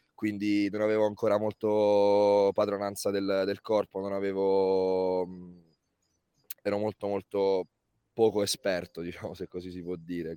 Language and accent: Italian; Lanciano, Abruzzo, Italy; Ho iniziato a giocare all'età di quattro barra cinque anni a, a Lanciano, nella mia città, nella città dove sono nato, in Abruzzo, in provincia di Chieti